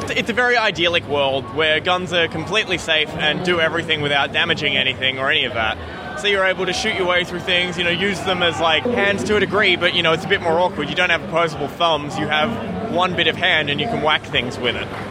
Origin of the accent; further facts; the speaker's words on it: Melbourne, Victoria, Australia; we're from Melbourne, Australia